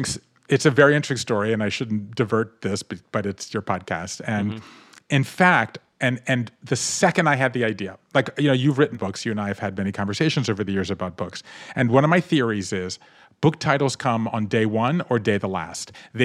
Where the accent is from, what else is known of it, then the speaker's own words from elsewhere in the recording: Southern United States, United States; I grew up in the South, and I love the familyness and the storytellingness and the stickiness, but I grew up Jewish in the South